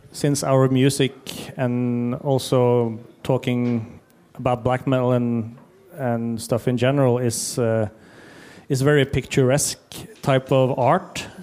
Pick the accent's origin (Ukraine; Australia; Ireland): Ukraine; English is a second language; I'm from Ukraine